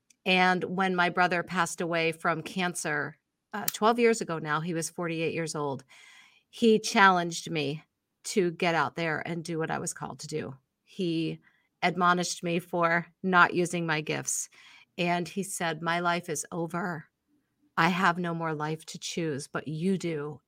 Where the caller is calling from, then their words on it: Binghamton, New York, United States; Binghamton. Okay. So if you ask someone from Buffalo, they consider me mid-state. But if you ask in the city, I'm upstate.